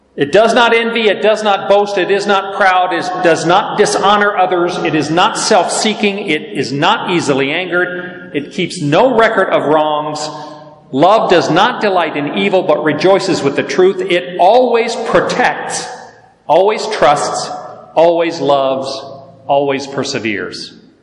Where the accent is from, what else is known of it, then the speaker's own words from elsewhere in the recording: the South, United States; I'm from the South